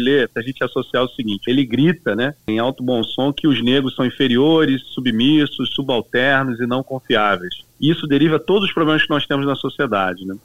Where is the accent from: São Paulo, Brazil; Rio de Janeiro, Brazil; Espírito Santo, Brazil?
Rio de Janeiro, Brazil; Duque de Caxias; nasci em Caxias, numa família pobre de negros, no Brasil